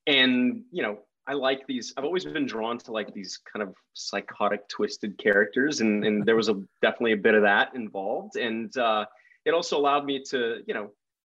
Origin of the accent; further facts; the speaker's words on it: Texas, United States; also born or lived in Lubbock, Texas; I was born in Texas myself. I grew up in, you know, various parts of Texas, but I was born in Lubbock, Texas